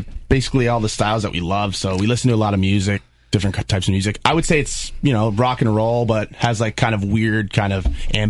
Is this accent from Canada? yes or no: yes; Niagara Falls, Ontario, Canada; we're from the Falls.